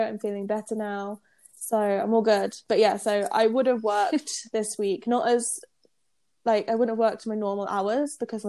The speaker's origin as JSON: {"language": "English", "country": "United Kingdom", "moved": "yes", "said": "because I'm British."}